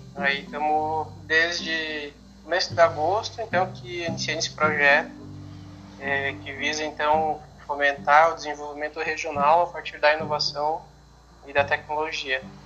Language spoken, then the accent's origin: Portuguese; Santo Cristo, Rio Grande do Sul, Brazil; eu sou natural da cidade de Santo Cristo, que é pertinho aqui do lado de Santa Rosa.